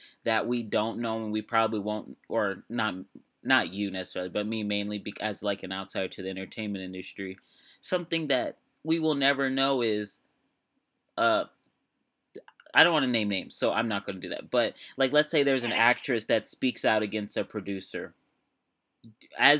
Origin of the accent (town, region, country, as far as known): United States